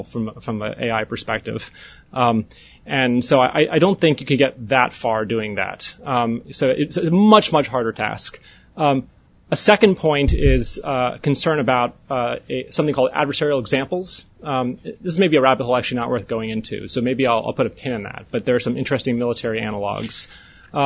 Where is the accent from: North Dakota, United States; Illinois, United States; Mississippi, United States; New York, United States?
North Dakota, United States; I'm from North Dakota.